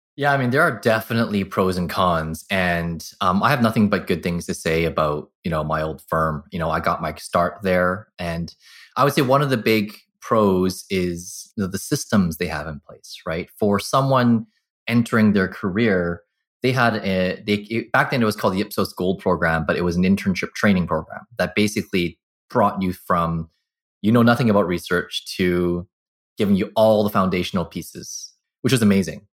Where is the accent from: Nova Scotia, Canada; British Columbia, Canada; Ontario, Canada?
British Columbia, Canada; Burnaby; also born or lived in Vancouver; I was born in Vancouver, grew up in Burnaby